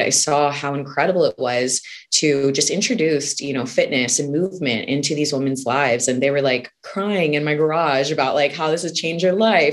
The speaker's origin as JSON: {"language": "English", "town": "Houston", "region": "Texas", "country": "United States", "tie": "born or raised there", "said": "I grew up in Houston, Texas."}